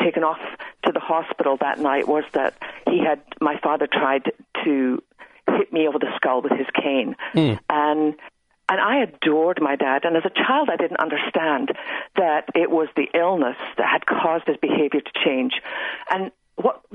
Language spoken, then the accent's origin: English; west coast of Scotland, United Kingdom; now in Texas, United States; I grew up on the west coast of Scotland